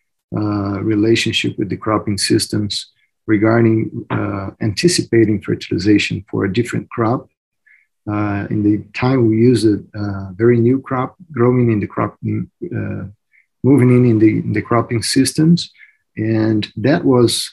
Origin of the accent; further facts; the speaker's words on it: Mato Grosso, Brazil; moved away as an adult; now in United States; Mato Grosso, which is my home state in Brazil